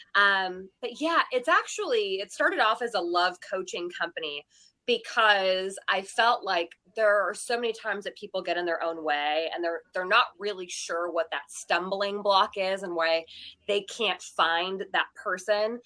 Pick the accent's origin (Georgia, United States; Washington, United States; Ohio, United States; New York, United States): Washington, United States; Seattle; also born or lived in Texas; now in Las Vegas, United States; I grew up in Seattle